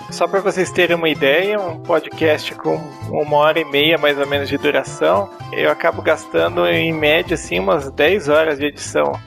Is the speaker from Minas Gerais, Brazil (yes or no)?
yes; Minas Gerais, Brazil; also born or lived in Varginha; Moro atualmente em Varginha, sou de Minas Gerais